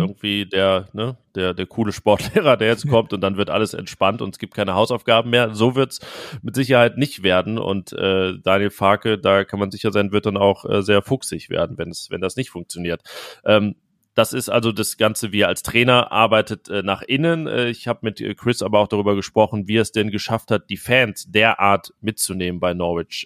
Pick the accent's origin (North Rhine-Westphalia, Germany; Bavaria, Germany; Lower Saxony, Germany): North Rhine-Westphalia, Germany; wo ich herkomme, ein äh, kleines Dorf am Niederrhein in der Nähe von Mönchengladbach